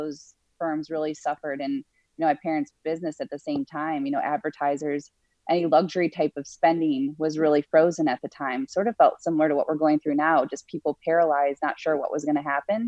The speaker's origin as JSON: {"language": "English", "region": "Wisconsin", "country": "United States", "tie": "born or raised there", "also_born_or_lived": "Minnesota / Chicago area / Pennsylvania", "moved": "as an adult", "said": "I grew up in Wisconsin, so I'm a Midwest girl"}